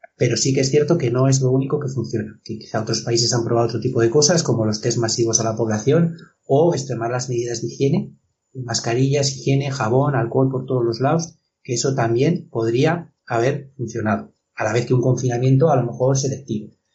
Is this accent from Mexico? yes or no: no; Spain; aquí también en España hay muchos sitios, pueblos, por ejemplo, mi pueblo